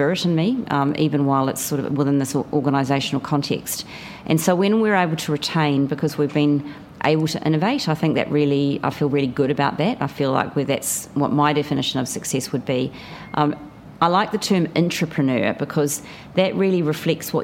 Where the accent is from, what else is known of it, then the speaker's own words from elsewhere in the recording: New Zealand; moved away as an adult; now in Australia; You may be able to tell from my voice that I'm a New Zealander. I've lived in Australia since the year 2000.